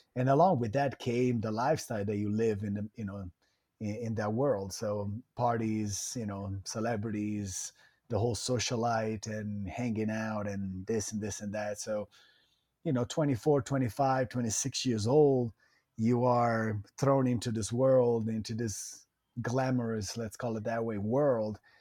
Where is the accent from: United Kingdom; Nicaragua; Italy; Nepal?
Italy; Italian Riviera, Liguria; moved away as an adult; also born or lived in Florida, United States; now in United States; I, I was born and raised in Italy